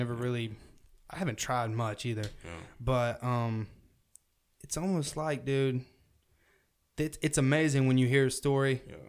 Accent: the South, United States; accent: southern; my parents, they listen to country and shit, and that's where my accent comes from.

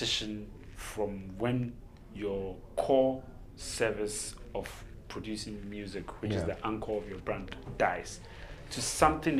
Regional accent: Ashaiman, Greater Accra, Ghana; I was born in Ashaiman

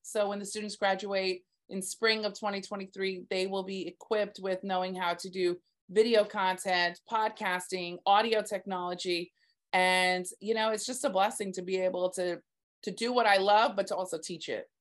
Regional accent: Texas, United States; now in Staten Island, United States; I'm actually from Texas, born and raised

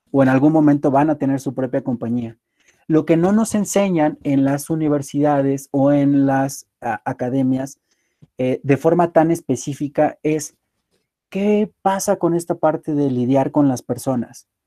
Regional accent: Apizaco, Tlaxcala, Mexico; also born or lived in Puebla; Yo soy originario de Apizaco y me encanta. Viví muchos años en Apisaco, estudié en la ciudad de Puebla y posteriormente por mis actividades laborales he estado viviendo eh, en más de siete estados de la República.

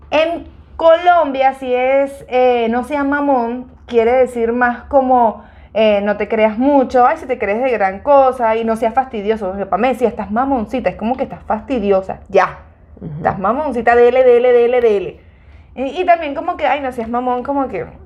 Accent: North, Mexico; soy norteña, entonces mis características son diferentes, pero igual, soy mexicana. Y además mi acento es totalmente diferente, aunque ahorita yo lo tengo bastante neutral por lo mismo que me llevo con venezolano

